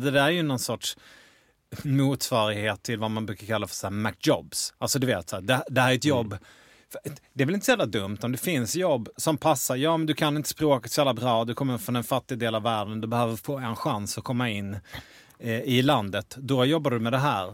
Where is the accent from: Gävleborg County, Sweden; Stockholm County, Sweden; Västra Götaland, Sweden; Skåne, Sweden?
Skåne, Sweden; Malmö; Jag är uppvuxen i Malmö